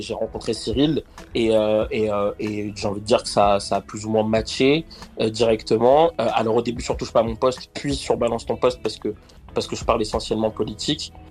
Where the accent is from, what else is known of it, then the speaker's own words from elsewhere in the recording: Argenteuil, Île-de-France, France; Alors moi je viens du quartier du Val Nord sur la dalle, la fameuse dalle d'Argenteuil euh, où, où, où j'ai grandi